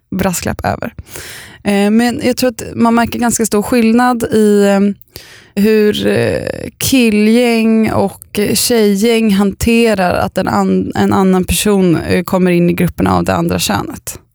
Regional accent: Östervåla, Uppsala County, Sweden; moved away; jag åkte ambulans från där jag bodde när jag var liten i Östervåla

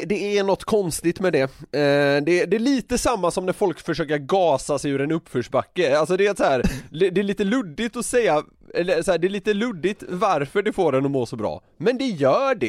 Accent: Gothenburg, Västra Götaland, Sweden; accent: Gothenburg dialect; moved away; som göteborgare

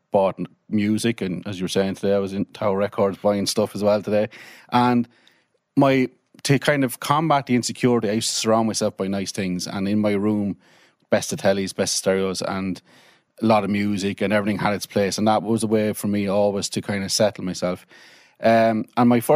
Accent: Carlow, County Carlow, Ireland; I was born in Carlow, bang in this centre of the town, and lived a normal life.

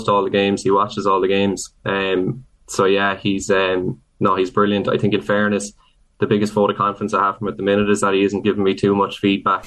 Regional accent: Templenoe, Munster, Ireland; someone growing up in Temple Noah with ambitions of playing for Kerry

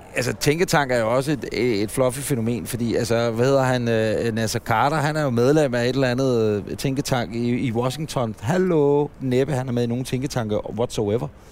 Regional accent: Ølstykke, Capital Region of Denmark, Denmark; jeg er fra Ølstykke

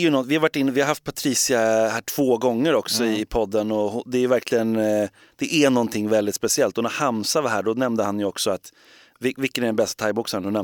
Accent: Gothenburg, Västra Götaland, Sweden; men jag, är, jag är från Göteborg.

